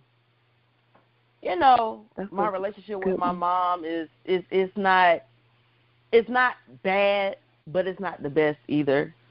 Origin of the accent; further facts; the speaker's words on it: Columbia, South Carolina, United States; I'm from Columbia, South Carolina